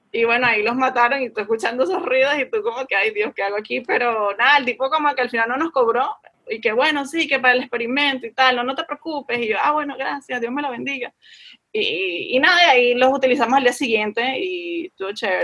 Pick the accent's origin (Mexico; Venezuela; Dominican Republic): Venezuela; moved away; como vengo de Venezuela